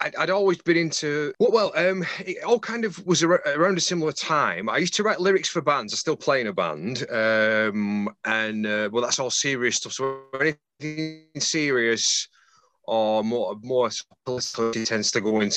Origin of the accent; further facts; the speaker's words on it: Bolton, North West England, United Kingdom; moved away as an adult; now in Morecambe, United Kingdom; from Exotic Bolton, originally. Now living in even more exotic Morecambe.